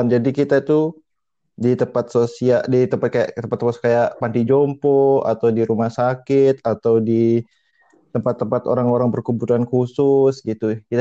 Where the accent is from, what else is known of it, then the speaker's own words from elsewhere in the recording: Mataram, West Nusa Tenggara, Indonesia; aku tinggal aku asal dari Lombok, NTB Mataram. Eh NTB Mataram, Lombok, NTB Indonesia.